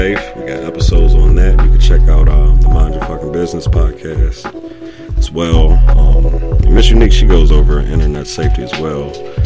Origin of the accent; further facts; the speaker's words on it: Virginia, United States; moved away as an adult; now in Pittsburgh, United States; I'm back and forth between my home state of Virginia and my new home, Pittsburgh, PA.